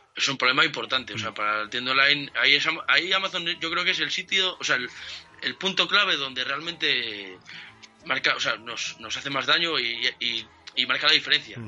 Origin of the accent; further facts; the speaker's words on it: Oviedo, Asturias, Spain; also born or lived in Cangas del Narcea / Tineo; Nací en Oviedo, pero soy medio Cajas Arcea, medio Talamundi, soy de Asturias.